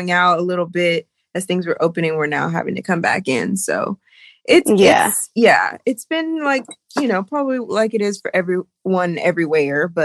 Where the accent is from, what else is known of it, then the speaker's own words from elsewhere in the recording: Sacramento, California, United States; moved away as an adult; also born or lived in Los Angeles, California; now in Bali, Indonesia; I was born and raised in Northern California, Sacramento Bay Area, and I lived in LA for 10 years and I'm living in Bali now